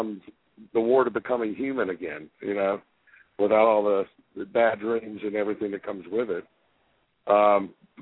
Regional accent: Fayetteville, North Carolina, United States; I was born in Fayetteville, North Carolina, right beside Fort Bragg

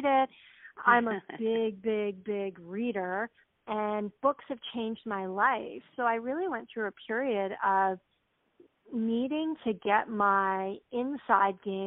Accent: Canada; I grew up in Canada, and I was raised by a single mom

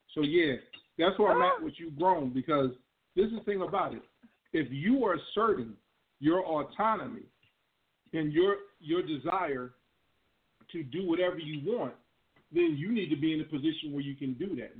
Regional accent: Chicago suburbs, Illinois, United States; moved away; I miss Chicago. I, used, I grew up in the suburbs

